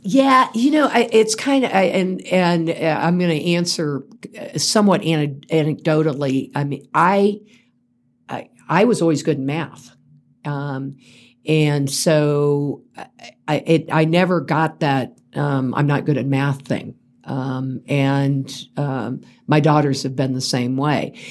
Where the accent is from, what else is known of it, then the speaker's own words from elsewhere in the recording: Central Florida, United States; now in Colorado, United States; grew up in Central Florida